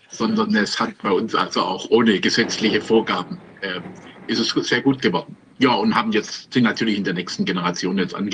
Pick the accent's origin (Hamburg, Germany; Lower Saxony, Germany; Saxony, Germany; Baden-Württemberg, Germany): Baden-Württemberg, Germany; Stuttgart; Ich bin Stuttgarter, ich bin in Stuttgart geboren und habe äh, mein ganzes Leben lang in Stuttgart zugebracht.